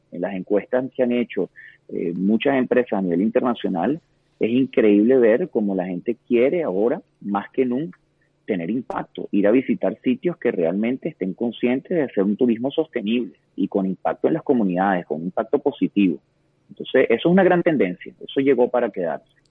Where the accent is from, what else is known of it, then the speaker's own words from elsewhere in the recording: Venezuela; nosotros todos, como venezolanos